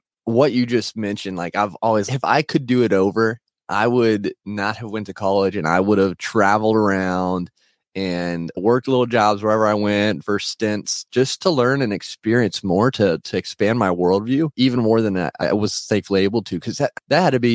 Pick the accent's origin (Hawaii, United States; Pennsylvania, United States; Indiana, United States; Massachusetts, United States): Indiana, United States; I'm from Indiana here in the U.S.